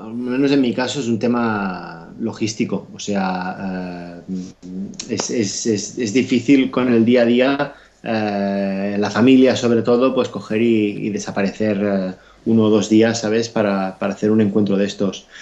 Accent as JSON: {"language": "Spanish", "region": "Catalonia", "country": "Spain", "said": "yo soy catalán"}